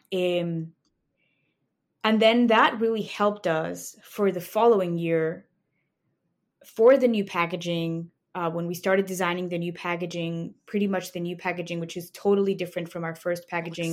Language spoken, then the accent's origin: English; Mexico City, Mexico; moved away as an adult; now in Chicago, United States; I grew up in Mexico City. That's where my family is, and I moved to Chicago for law school.